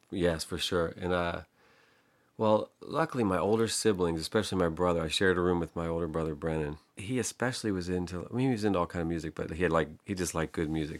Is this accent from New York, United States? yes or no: no; Pittsburgh, Pennsylvania, United States; I grew up in Pittsburgh, uh, a neighborhood called Penn Hills